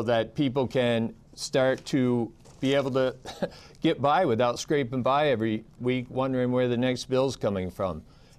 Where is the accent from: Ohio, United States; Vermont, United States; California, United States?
Vermont, United States; I'm an independent candidate for governor. I grew up in Vermont, family of 11.